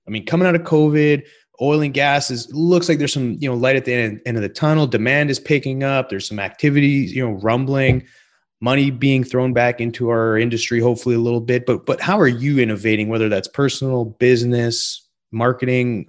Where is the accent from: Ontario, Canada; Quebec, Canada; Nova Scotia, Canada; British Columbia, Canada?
British Columbia, Canada; I grew up in British Columbia. in the mountains